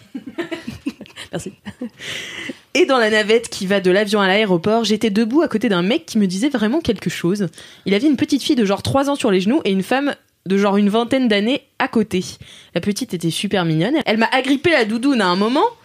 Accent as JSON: {"language": "French", "town": "Nantes", "region": "Pays de la Loire", "country": "France", "said": "je viens de Nantes"}